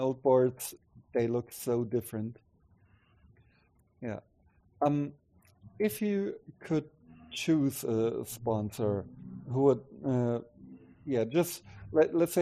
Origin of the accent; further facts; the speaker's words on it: Stuttgart, Baden-Württemberg, Germany; moved away; the town where I'm originally from Stuttgart in the south